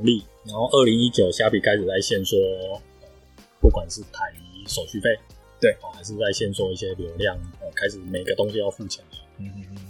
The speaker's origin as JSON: {"language": "Chinese", "country": "Taiwan", "said": "我们台湾人"}